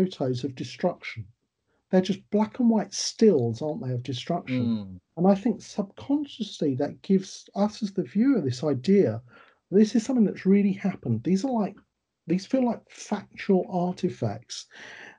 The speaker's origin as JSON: {"language": "English", "country": "United Kingdom", "said": "we're British, we'd do work songs, we'd sing, we'd joke"}